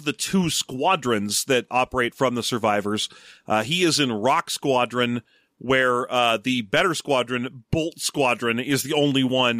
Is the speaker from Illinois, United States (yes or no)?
no; Torrance, California, United States; there was a pet store in the mall near where I grew up in Torrance